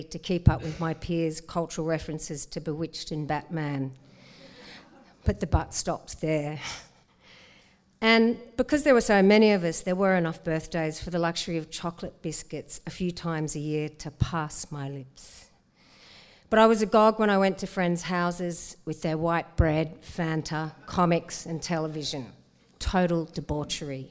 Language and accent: English; Sydney, New South Wales, Australia; So I grew up in Cammeraygal country on the harbour in a house of 10 people.